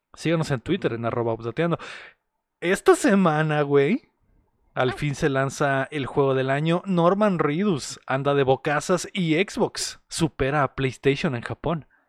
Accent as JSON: {"language": "Spanish", "town": "Mexicali", "region": "Baja California", "country": "Mexico", "said": "somos de Mexicali"}